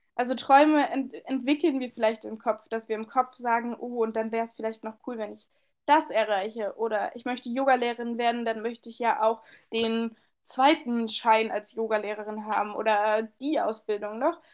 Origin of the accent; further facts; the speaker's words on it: Northern Hesse, Germany; Ich bin acht Jahre lang Saison gelaufen hier in, äh, in Nordhessen immer. Also äh, in meiner ja, Kindheit, Jugend unfassbar viel gelaufen